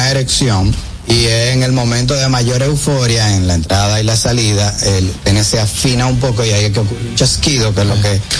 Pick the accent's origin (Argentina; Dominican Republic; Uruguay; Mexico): Dominican Republic; La Vega; Yo nací en La Vega